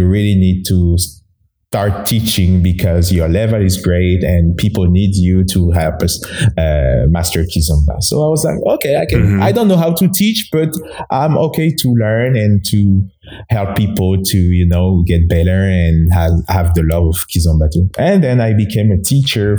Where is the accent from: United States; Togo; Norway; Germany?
Togo; first language Mina; English is a second language; moved away as an adult; now in Canada; So I'm from Togo. It's a small country in West Africa. So I'm born there and I went to school there and I immigrated in Canada in 2009